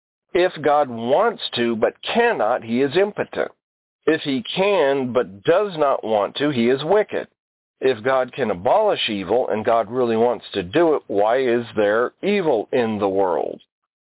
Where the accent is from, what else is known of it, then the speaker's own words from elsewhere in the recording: Alaska, United States; also born or lived in Alabama; Now, I was born in Alabama. Anybody who knows me knows that. But I grew up in Alaska. I was about 11 months old when my dad, the Air Force, shipped us off to Alaska